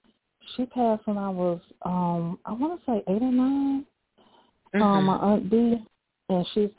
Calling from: Montgomery, Alabama, United States; I'm calling from Montgomery, Alabama.

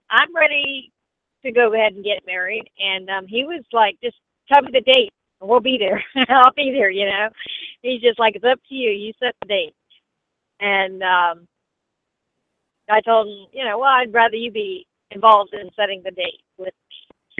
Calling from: Florida, United States; I'm calling from Florida.

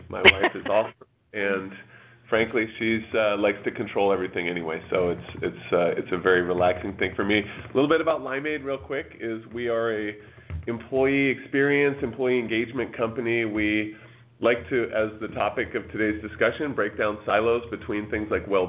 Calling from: Bellevue, Washington, United States; I'm calling from Bellevue, Washington.

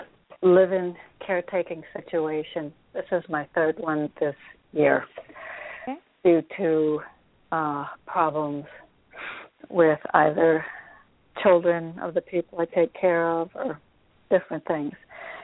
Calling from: Connecticut, United States; I'm in Connecticut.

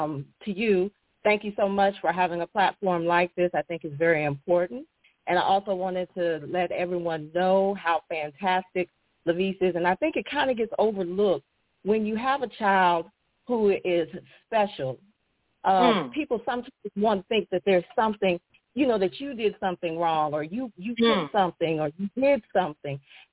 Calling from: Houston, Texas, United States; I'm calling from Houston, Texas.

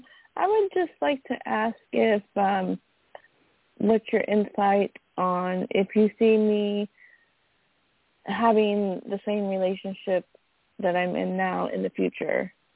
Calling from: California, United States; I'm calling from California.

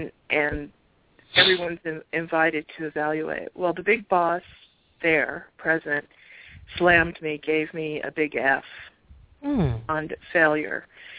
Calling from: Arizona, United States

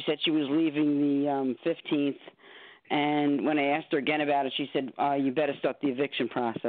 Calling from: New York City, New York, United States; I'm calling from the Bronx.

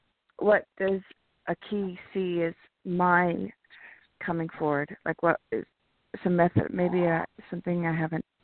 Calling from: California, United States

